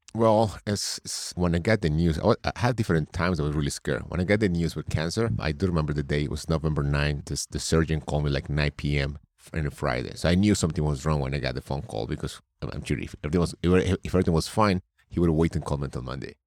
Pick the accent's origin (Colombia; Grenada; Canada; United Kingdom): Colombia; also born or lived in New York State; now in New York, United States; I'm originally from Colombia. I live in New York State.